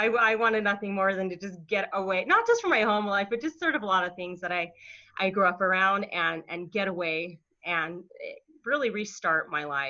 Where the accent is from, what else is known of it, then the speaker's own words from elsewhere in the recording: Pueblo, Colorado, United States; I grew up in Pueblo, Colorado, which is southeastern. And it kind of a small town.